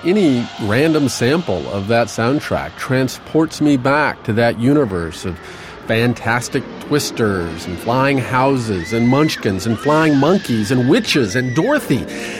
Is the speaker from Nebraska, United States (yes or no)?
yes; Nebraska, United States; when I was growing up in Nebraska